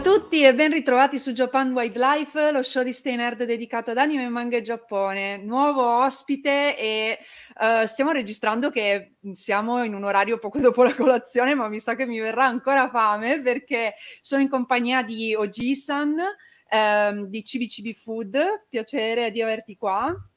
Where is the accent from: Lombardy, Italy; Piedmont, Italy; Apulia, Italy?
Piedmont, Italy; Turin; moved away as an adult; now in Veneto, Italy; essendo torinese anche io